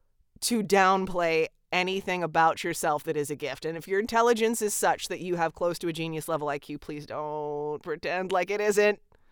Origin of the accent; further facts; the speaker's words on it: the South, United States; I am friends with a lot of atheists and goths and spiritual people because I'm from the South.